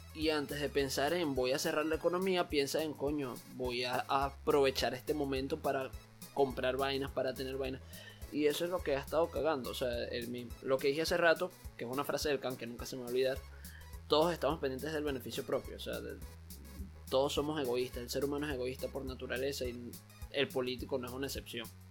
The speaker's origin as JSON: {"language": "Spanish", "country": "Venezuela", "moved": "as an adult", "lives_now": "Panama", "said": "mientras viví en Venezuela y todos mis últimos años en Venezuela"}